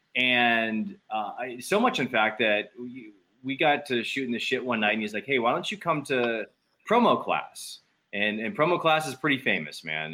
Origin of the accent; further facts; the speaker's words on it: West Palm Beach, Florida, United States; also born or lived in Tampa; I packed everything up and I had moved to Tampa from West Palm